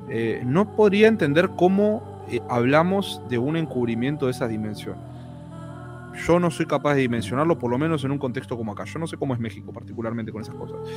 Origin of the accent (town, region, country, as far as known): Argentina